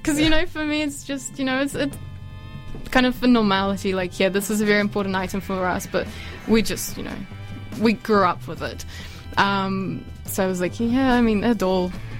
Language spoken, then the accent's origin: English; Ukraine; moved away; I was born in Ukraine, not in Russia.